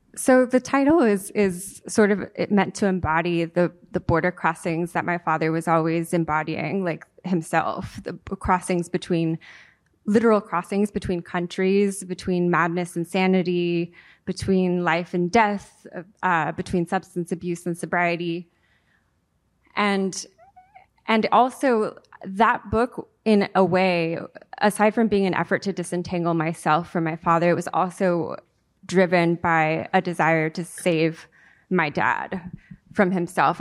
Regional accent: San Diego, California, United States; first language Spanish; English is a second language; also born or lived in Mexico City, Mexico / Playa del Carmen, Mexico; I was born and raised in San Diego

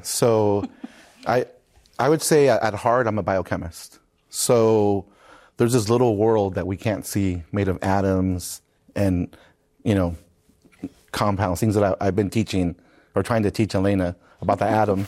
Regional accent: San Marcos, California, United States; I grew up in San Marcos, California, right where Cal State San Marcos sits

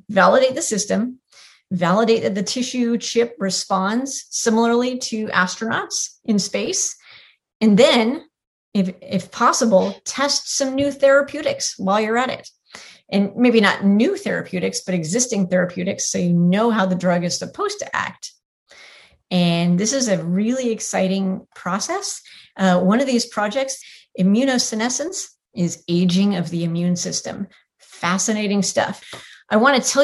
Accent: Tiburon, California, United States; moved away as an adult; now in Houston, United States; I grew up in Tiburon.

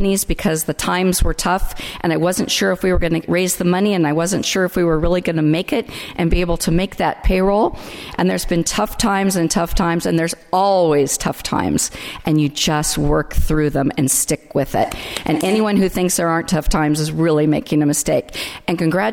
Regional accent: Delano, California, United States; I'm from Delano, California

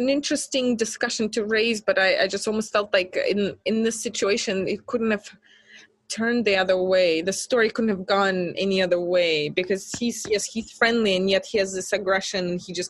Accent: Minsk, Belarus; she grew up in Moscow, I grew up in Minsk.

